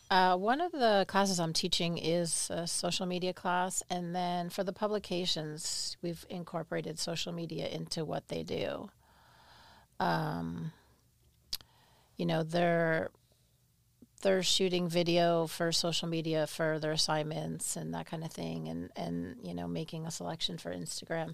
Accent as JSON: {"language": "English", "town": "Albany", "region": "New York", "country": "United States", "tie": "born or raised there", "accent": "New York", "moved": "yes", "said": "I grew up in Albany"}